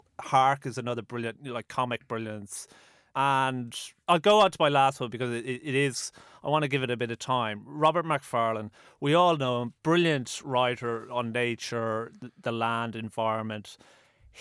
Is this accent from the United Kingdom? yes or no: no; Dublin, Leinster, Ireland; as a 20-year-old growing up in Dublin